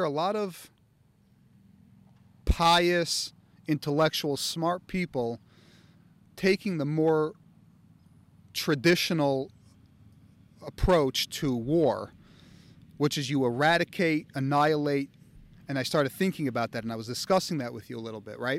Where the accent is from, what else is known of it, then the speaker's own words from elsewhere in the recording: United States; I, just like everyone else, was indoctrinated over time growing up in America by politics and theory of morality and war